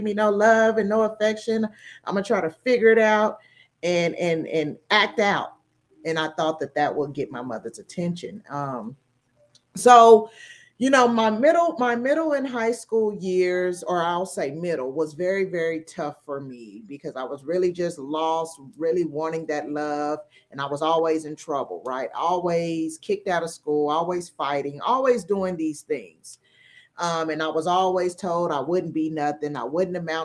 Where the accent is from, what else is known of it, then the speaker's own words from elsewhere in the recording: Tulsa, Oklahoma, United States; moved away as an adult; We are from a small town of Tulsa, Oklahoma. So if you all are familiar with the 1921 race riot, that's my hometown. So growing up there